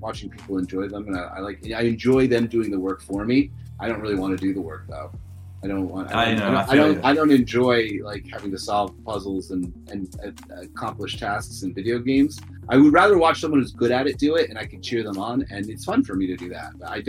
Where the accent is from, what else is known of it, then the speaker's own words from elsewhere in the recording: Richmond, Virginia, United States; I was from Richmond, Virginia. Yeah, that's correct.